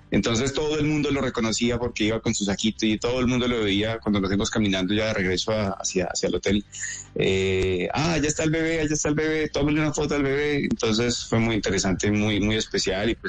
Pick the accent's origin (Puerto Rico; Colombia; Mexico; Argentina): Colombia; now in Ontario, Canada; desde Colombia, somos colombianos.